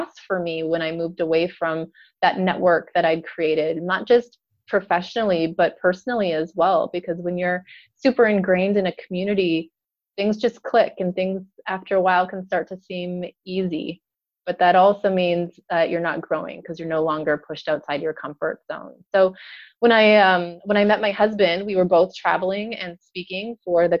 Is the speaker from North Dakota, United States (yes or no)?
yes; North Dakota, United States; moved away as an adult; also born or lived in Minneapolis, Minnesota; now in Indiana, United States; I'm originally from North Dakota